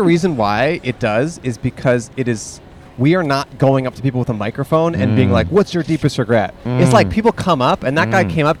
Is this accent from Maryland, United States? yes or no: no; Alameda, California, United States; I'm originally from Alameda.